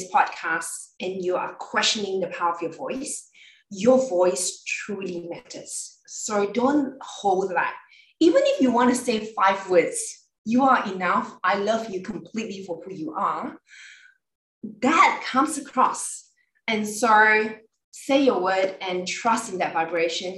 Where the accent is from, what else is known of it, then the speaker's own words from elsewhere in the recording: Malaysia; I come from Malaysia, so I'm coming from a very multicultural background